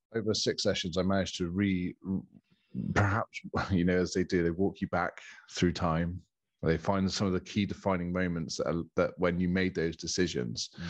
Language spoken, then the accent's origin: English; Bournemouth, South West England, United Kingdom; moved away as an adult; now in Castle Cary, United Kingdom; I'm born and bred in Bournemouth